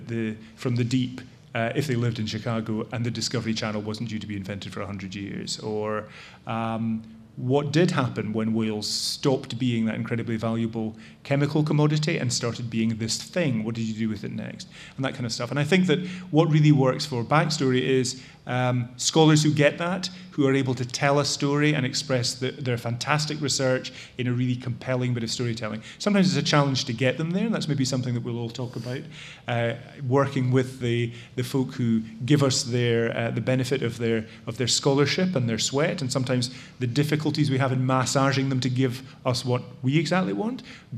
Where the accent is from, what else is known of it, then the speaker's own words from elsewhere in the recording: Scotland, United Kingdom; accent: Scottish; now in United States; As you can tell from my accent, which has not fully completed its transition from Scotland to America, I'm a Brit.